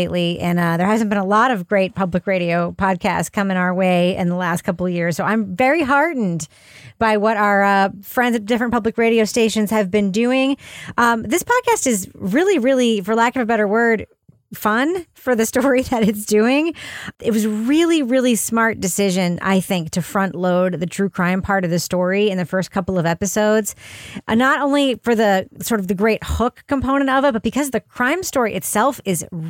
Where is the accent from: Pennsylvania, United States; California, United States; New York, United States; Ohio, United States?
New York, United States; Long Island; I'm from Long Island